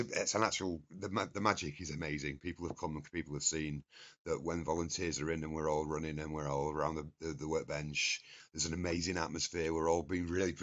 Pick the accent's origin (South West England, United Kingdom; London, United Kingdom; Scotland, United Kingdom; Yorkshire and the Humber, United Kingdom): Yorkshire and the Humber, United Kingdom; Scarborough; I grew up in North Yorkshire in Scarborough